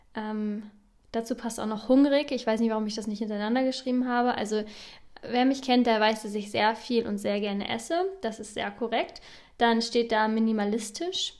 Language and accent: German; Northern Germany, Germany; moved away as an adult; also born or lived in Bern; Ich komme ursprünglich aus Norddeutschland